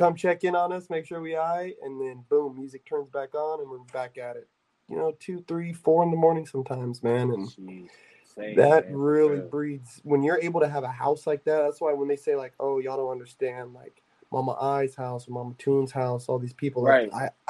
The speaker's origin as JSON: {"language": "English", "country": "United States", "said": "I'm Native American."}